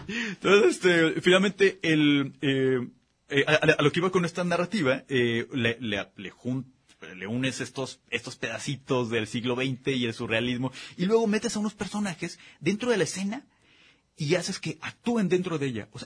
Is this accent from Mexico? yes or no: yes; Guadalajara, Jalisco, Mexico; somos muy barrocos aquí en, Guadalajara